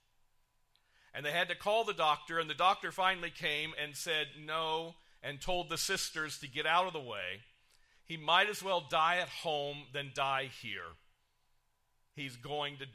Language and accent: English; Kokomo, Indiana, United States; I was born in Kokomo, Indiana, in a hospital that was built and ran by the Ku Klux Klan